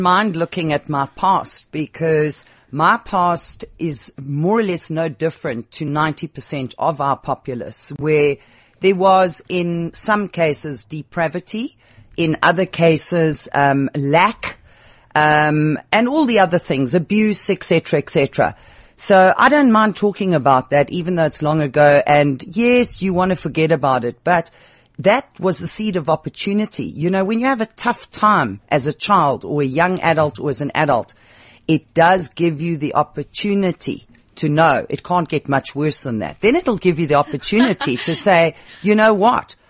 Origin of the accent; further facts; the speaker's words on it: South Africa; first language English; We grew up in Africa.